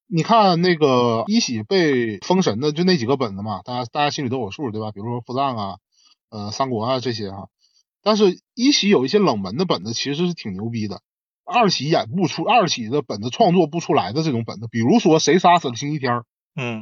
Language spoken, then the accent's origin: Chinese; Northeast China, China; 作为一个东北人